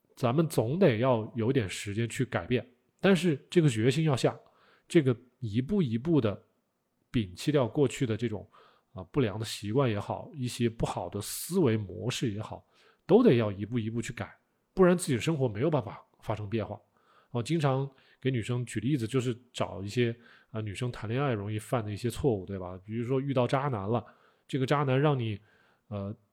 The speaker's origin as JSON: {"language": "Chinese", "country": "China", "said": "我们中国人是通过腌制啊、啊晒干呐这种是不得已而为之，"}